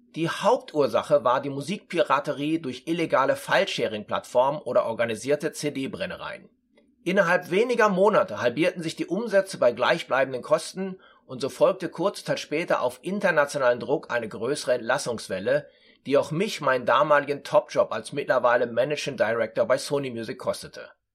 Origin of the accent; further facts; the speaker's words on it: Dortmund, North Rhine-Westphalia, Germany; moved away as an adult; also born or lived in Frankfurt; in meiner Geburtsstadt Dortmund